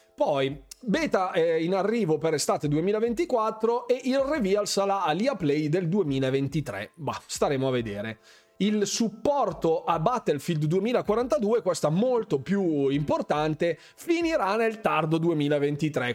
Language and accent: Italian; Bergamo, Lombardy, Italy; io sono bergamasco